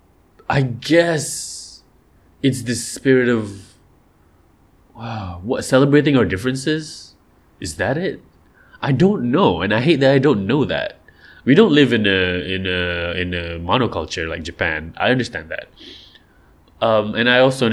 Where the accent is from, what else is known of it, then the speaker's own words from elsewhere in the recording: Malaysia; over here, we're supposed to, the Rojak thing is supposed to be our thing. The Gotong Royong thing is supposed to be our deal.